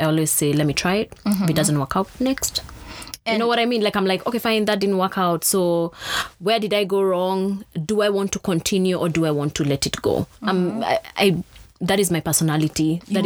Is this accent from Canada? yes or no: no; Thika, Kiambu County, Kenya; I grew up in Thika